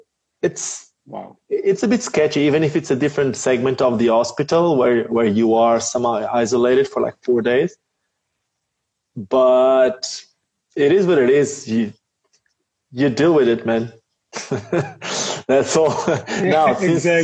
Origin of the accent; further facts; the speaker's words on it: Portugal; moved away as an adult; also born or lived in Lisbon, Portugal / South Africa; since then we moved back to my hometown. And then my hometown is just it's chilled.